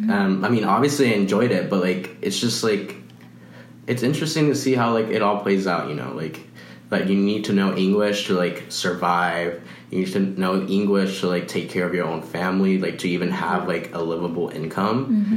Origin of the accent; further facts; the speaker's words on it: Los Angeles, California, United States; first language Spanish; I'm also from Los Angeles, so, I mean, Spanish is everywhere in Los Angeles